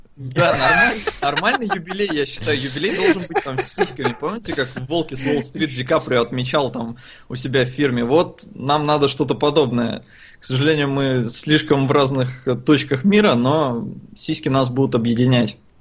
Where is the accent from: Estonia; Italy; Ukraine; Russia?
Estonia; я родился и вырос в Эстонии